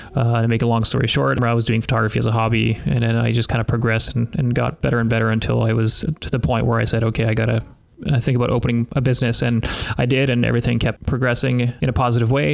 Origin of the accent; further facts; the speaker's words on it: Canada; also born or lived in Sudbury, Ontario; I'm a Canadian portrait photographer.